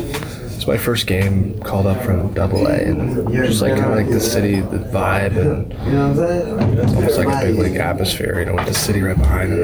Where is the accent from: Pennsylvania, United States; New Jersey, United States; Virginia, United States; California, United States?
California, United States; Yorba Linda; moved away as an adult; also born or lived in Newport Beach, California; now in Orlando, United States; I was born in Newport Beach. I grew up in North Orange County in Yorba Linda.